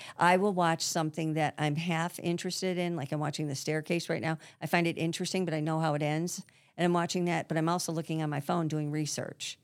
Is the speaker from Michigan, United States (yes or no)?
yes; Grosse Pointe, Michigan, United States; I grew up in Grosse Pointe